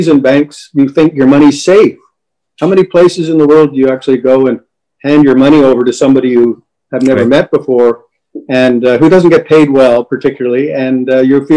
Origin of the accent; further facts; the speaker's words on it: Montreal, Quebec, Canada; I was born and raised in Montreal